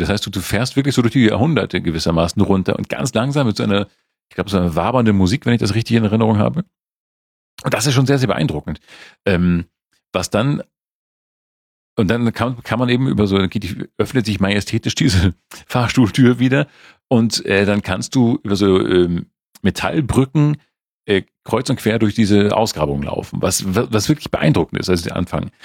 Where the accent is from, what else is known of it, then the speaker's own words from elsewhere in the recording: Sierksdorf, Schleswig-Holstein, Germany; im Hansa Park in Sirksdorf gesehen, meine Heimat